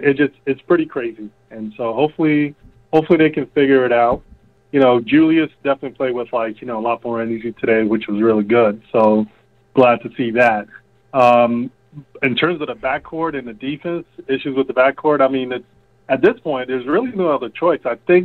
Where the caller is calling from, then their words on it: New Jersey, United States; I'm calling from Jersey.